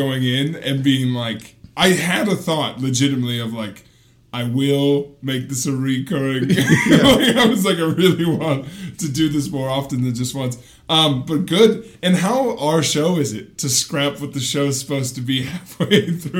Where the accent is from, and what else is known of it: Wisconsin, United States